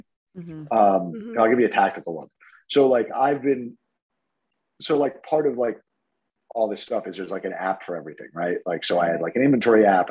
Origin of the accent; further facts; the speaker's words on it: New York, United States; also born or lived in Denver; now in Florida, United States; I'm originally from New York